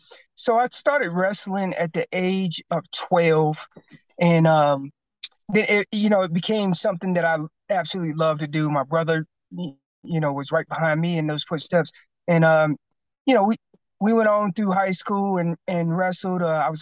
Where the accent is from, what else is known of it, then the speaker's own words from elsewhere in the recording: North Carolina, United States; moved away as an adult; also born or lived in Killeen, Texas / New York; now in Colorado, United States; I probably should have been born and raised, because I've been in North Carolina ever since I could remember.